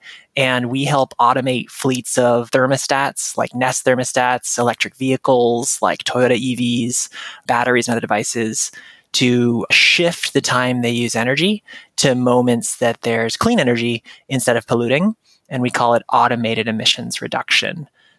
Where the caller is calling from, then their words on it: Williamstown, Massachusetts, United States; I'm in Western Massachusetts right now, Williamstown, Mass.